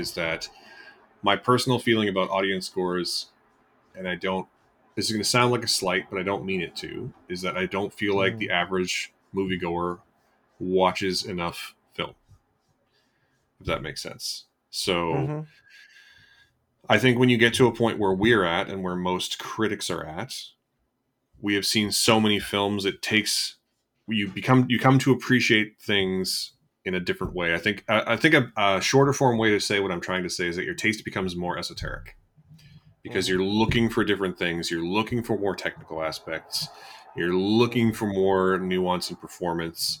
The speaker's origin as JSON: {"language": "English", "country": "Canada", "said": "we are Canadian"}